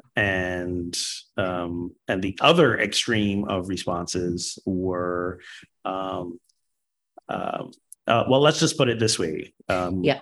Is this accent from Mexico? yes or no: no; Barbados; moved away as an adult; now in United States; I was born and grew up in Barbados till 19